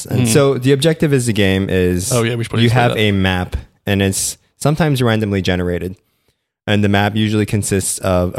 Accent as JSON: {"language": "English", "country": "Philippines", "tie": "born or raised there", "said": "I was born and raised in the Philippines."}